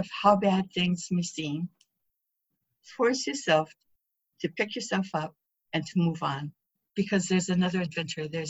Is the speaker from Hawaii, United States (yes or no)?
yes; Lanai, Hawaii, United States; also born or lived in Hana, Hawaii; I grew up here in Lana'i